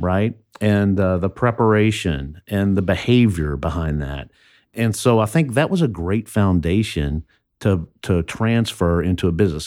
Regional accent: southern Indiana, United States; also born or lived in Louisville, Kentucky / Alexandria; now in Baton Rouge, United States; We moved, uh, to Indiana when, I guess I was in first grade and lived on a farm in a forty acre farm in southern Indiana.

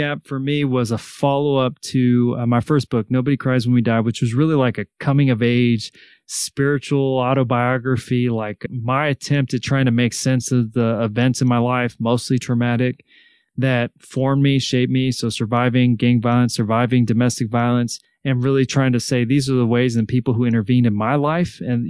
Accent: Salinas, California, United States; I grew up in Salinas, California

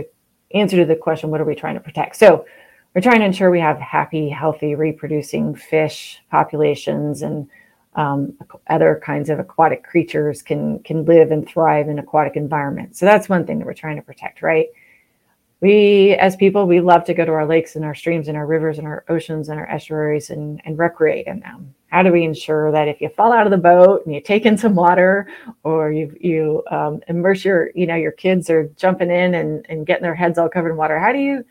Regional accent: Pacific Northwest, a small town in the state of Washington, United States; now in Oregon, United States; I grew up in the Pacific Northwest in a small town that really was at the foothills of a timber industry, was adjacent to a lot of really prime agricultural land. It was also a place in the state of Washington growing up in the 70s and the early 80s

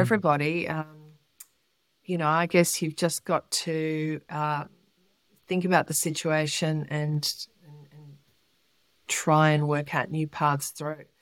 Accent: Melbourne, Victoria, Australia; I was born in Melbourne

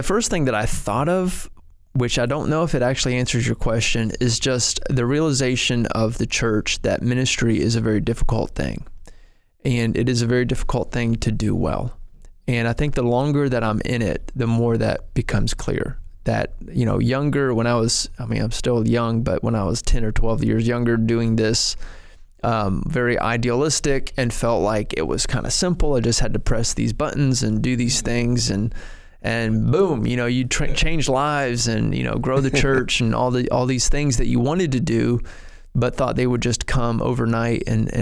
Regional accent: Ohio, United States; moved away as an adult; also born or lived in Arkansas; I'm from Ohio

